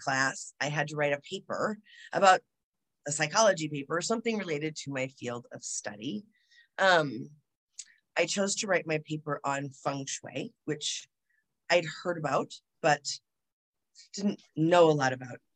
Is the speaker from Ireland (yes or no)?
no; United States; I'm American